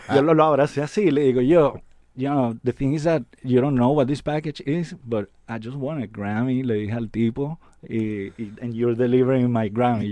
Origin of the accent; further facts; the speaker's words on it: Venezuela; moved away; also born or lived in Puerto Rico; Yo soy de Venezuela